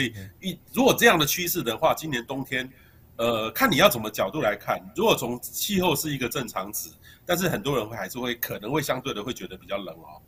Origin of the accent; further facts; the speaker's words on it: central Taiwan, Taiwan; 我在中部长大的